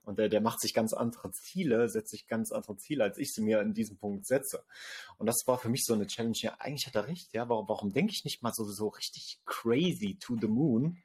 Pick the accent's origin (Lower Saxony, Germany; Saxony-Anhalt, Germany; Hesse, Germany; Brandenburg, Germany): Saxony-Anhalt, Germany; Sangerhausen; hier in Sangerhausen in meiner Heimatstadt